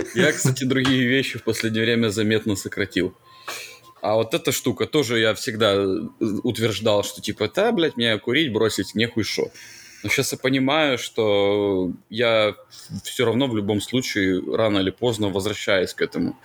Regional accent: Ukraine; Я как украинец

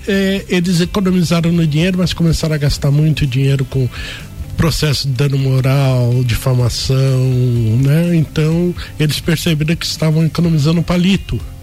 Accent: São Paulo, Brazil; moved away as an adult; also born or lived in Mogi das Cruzes / Paraná / Criciúma; now in Lages, Brazil; eu sou paulistano, né? Nasci em São Paulo, fiz a minha faculdade de jornalismo em Mogi das Cruzes

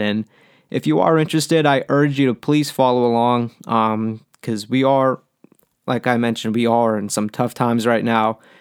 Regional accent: Pittsburgh, Pennsylvania, United States; been born and raised in Pittsburgh all my life

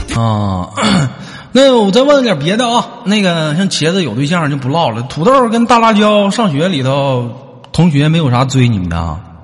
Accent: Northeast China, China; 我们东北那边

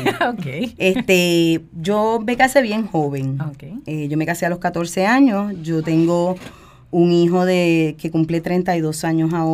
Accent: San Juan, Puerto Rico; Yo soy de aquí, de San Juan. Eh, yo nací en el área de Caparraja y me crié toda la vida aquí.

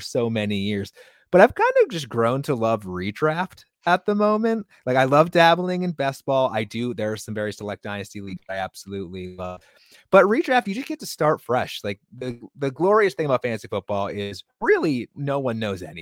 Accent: New Hampshire, United States; now in Wisconsin, United States; I'm from New Hampshire

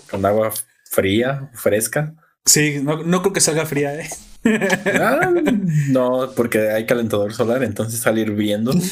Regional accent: northern Mexico, Mexico; soy norteño.

